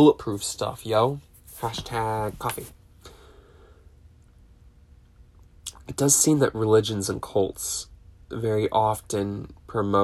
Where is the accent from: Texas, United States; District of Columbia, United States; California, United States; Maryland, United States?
California, United States; Southern; growing up in SoCal, in my adolescent teen years